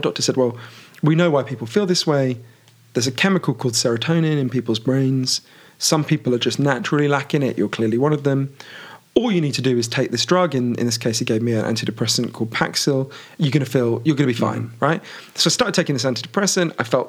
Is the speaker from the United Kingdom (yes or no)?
yes; United Kingdom; obviously I'm British